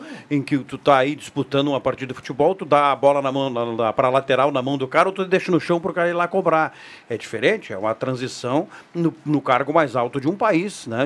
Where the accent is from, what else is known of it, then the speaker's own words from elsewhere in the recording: Brazil; Nós, como brasileiros